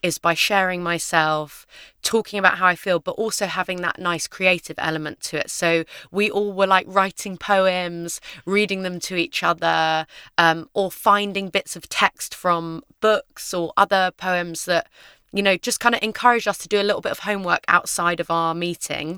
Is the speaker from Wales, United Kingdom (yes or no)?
no; London, United Kingdom; I grew up in London with my mum and my dad. Um, we lived in a basement flat in Shepherd's Bush